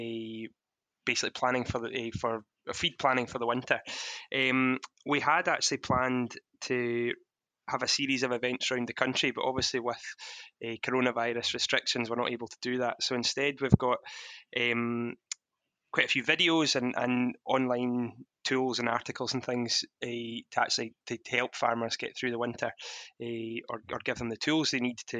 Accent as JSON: {"language": "English", "area": "Ayrshire-Lanarkshire border", "region": "Scotland", "country": "United Kingdom", "said": "we also come from a beef and sheep farm just on the Ayrshire-Lanarkshire border"}